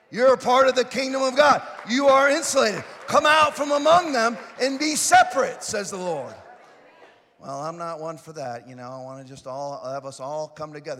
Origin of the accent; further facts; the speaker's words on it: Florida, United States; I'm from Florida. I say ain't, and I ain't changing that I say ain't.